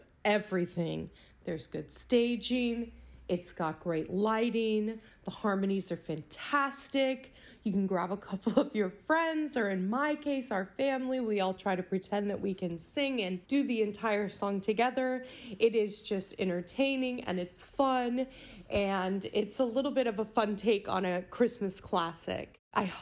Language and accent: English; Louisville, Kentucky, United States; moved away as an adult; now in Los Angeles, United States; I'm from Louisville, Kentucky originally, but moved away for college and haven't lived there since